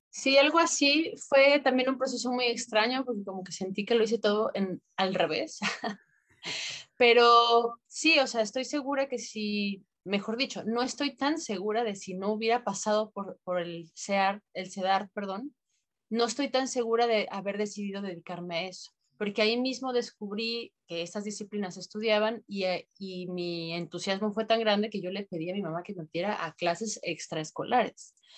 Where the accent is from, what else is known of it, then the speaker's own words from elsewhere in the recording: Guadalajara, Jalisco, Mexico; moved away as an adult; also born or lived in Mazatlán, Sinaloa; now in Tijuana, Mexico; en Guadalajara, donde yo nací, había una donde había secundaria.